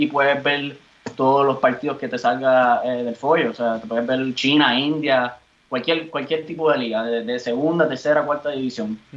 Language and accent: Spanish; Bayamón, Puerto Rico; moved away as an adult; now in Germany; me he formado toda la vida en, Puerto Rico. Eh, nací en Bayamón, eh, de madre puertorriqueña y padre peruano